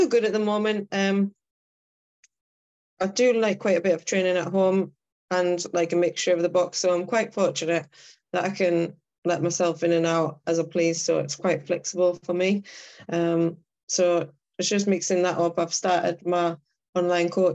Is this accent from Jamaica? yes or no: no; County Durham, North East England, United Kingdom; moved away as an adult; I live up north now. So I'm originally from County Durham